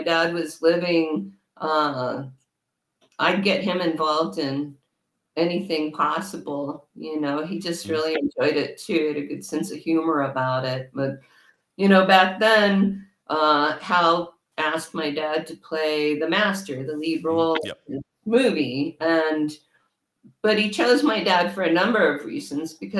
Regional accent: El Paso, Texas, United States; when I was growing up in El Paso, Texas

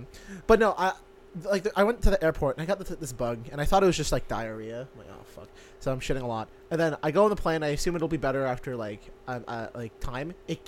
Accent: Philippines; Wow, just because I'm Filipino. Asian.

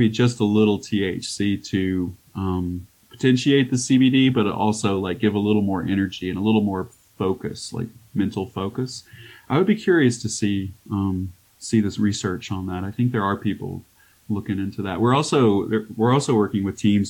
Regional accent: Arkansas, United States; now in Colorado, United States; I grew up in Arkansas too, so like we didn't have hardly anything there

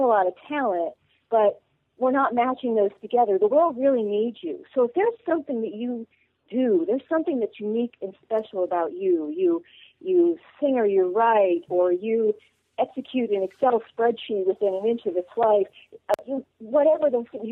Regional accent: the North, United States; now in the South, United States; So I grew up in the North and now live in the South.

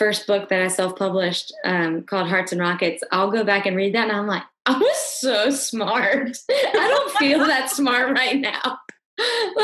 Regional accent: Louisiana, United States; moved away as an adult; also born or lived in Nashville / New York; now in Houston, United States; I'm from Louisiana

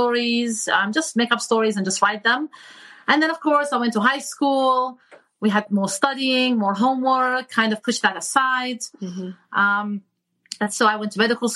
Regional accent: England, United Kingdom; moved away as an adult; also born or lived in Iraq / Michigan, United States; now in California, United States; Me and my family immigrated to the United Kingdom when I was 8. And so I grew up there, went to school there, went to medical school there.

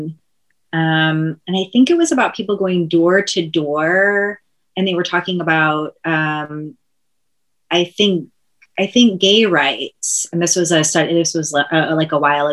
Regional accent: Kansas, United States; moved away; I'm from Kansas

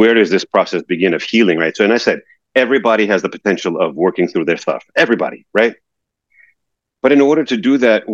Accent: New York, United States; living in New York and growing up in New York and being around driving in New York

